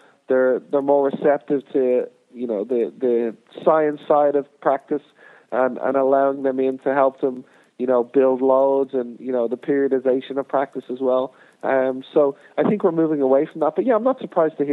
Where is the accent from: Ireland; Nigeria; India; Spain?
Ireland; moved away as an adult; also born or lived in United States; growing up in Ireland and playing in League of Ireland